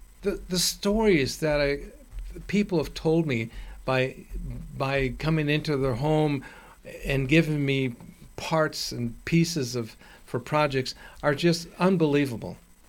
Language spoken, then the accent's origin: English; Chicago, Illinois, United States; moved away; When I was growing up, I lived in, I'm from Chicago